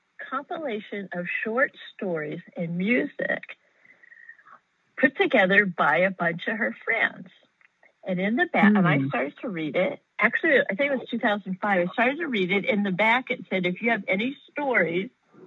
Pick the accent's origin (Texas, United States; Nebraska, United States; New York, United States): Texas, United States; Austin; And I'm from Austin, Texas.